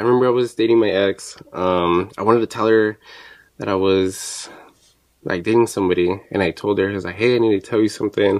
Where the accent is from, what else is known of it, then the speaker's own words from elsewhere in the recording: Chihuahua, Mexico; now in United States; We're both from Chihuahua